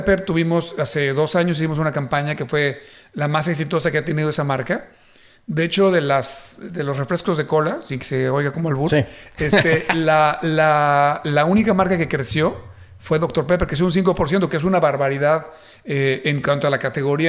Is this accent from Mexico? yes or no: yes; Mexico; now in Dallas-Fort Worth, United States; siendo yo mexicano